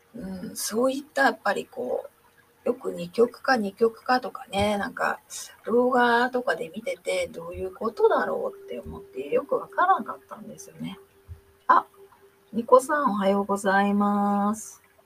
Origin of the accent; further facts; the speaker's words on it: Japan; first language Japanese; moved away; 日本人なんですけどね